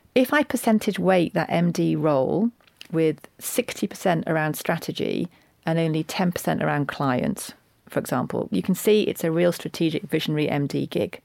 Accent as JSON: {"language": "English", "region": "Yorkshire and the Humber", "country": "United Kingdom", "said": "I'm a Yorkshire woman"}